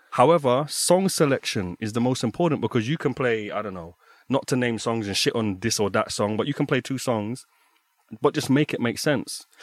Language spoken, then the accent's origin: English; London, United Kingdom; now in Berlin, Germany; Growing up in London